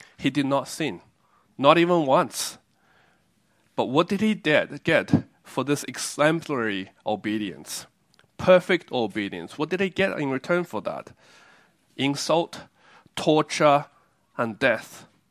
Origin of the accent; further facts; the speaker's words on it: Australia; also born or lived in China / Taiwan; I was born in a country and I grew up in Australia